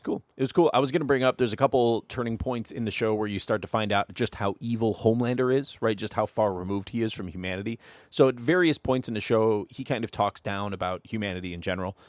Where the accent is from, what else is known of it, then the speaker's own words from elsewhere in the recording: Toledo, Ohio, United States; from Toledo